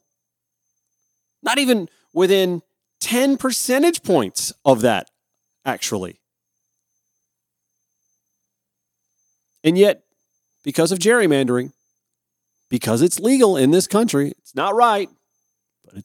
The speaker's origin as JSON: {"language": "English", "area": "Columbia County", "region": "Georgia", "country": "United States", "tie": "born or raised there", "said": "I grew up in Columbia County"}